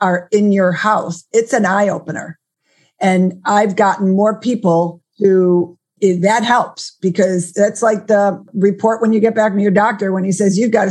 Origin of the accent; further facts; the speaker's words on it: Buffalo, New York, United States; my hometown of Buffalo, New York